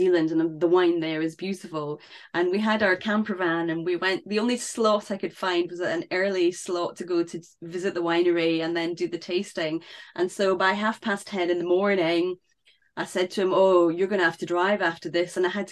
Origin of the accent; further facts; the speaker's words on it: United Kingdom; for us in the UK